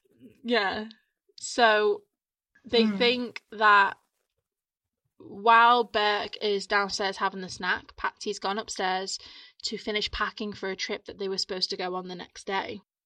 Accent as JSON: {"language": "English", "town": "Ormskirk", "region": "North West England", "country": "United Kingdom", "tie": "born or raised there", "said": "my hometown. Mm. Ormskirk in Lancashire"}